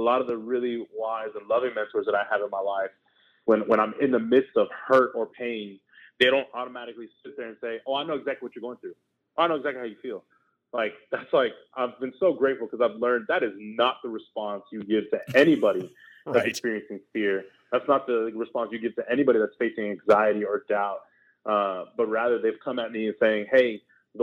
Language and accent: English; Houston, Texas, United States; moved away as an adult; I was born in Houston, Texas, came from Southwest Houston.